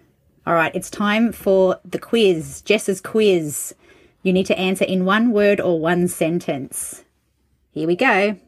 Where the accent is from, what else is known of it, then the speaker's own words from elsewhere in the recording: Australia; being Australian myself